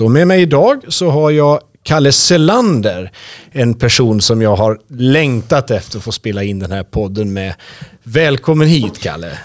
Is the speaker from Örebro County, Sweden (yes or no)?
yes; Örebro, Örebro County, Sweden; Jag är en hängiven örebroare